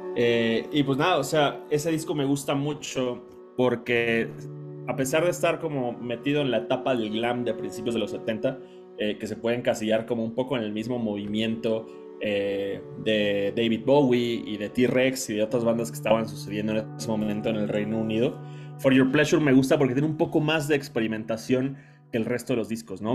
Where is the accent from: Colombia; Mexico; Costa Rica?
Mexico; soy de México